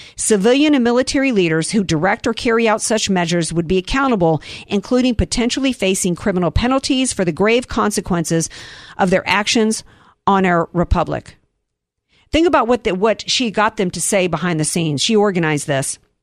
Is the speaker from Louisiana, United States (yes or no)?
yes; New Orleans, Louisiana, United States; we come from New Orleans